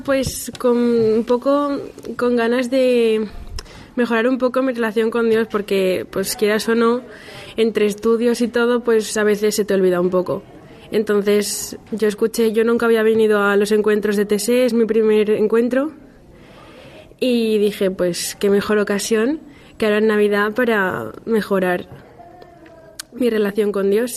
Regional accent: Valencia, Valencian Community, Spain; vengo de Valencia

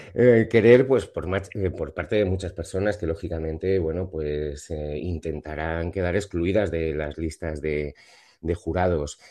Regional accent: Spain; cómo somos los españoles

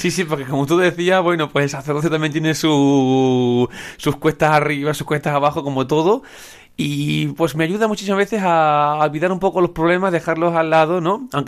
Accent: Extremadura, Spain; Me siento y me considero pues extremeño, español pero quiero mucho a, mi pueblo, a mis raíces, a mis tradiciones

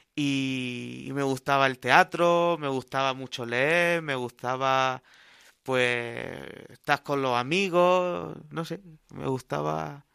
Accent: Cartagena, Region of Murcia, Spain; moved away as an adult; now in Albacete, Spain; Yo soy de Cartagena

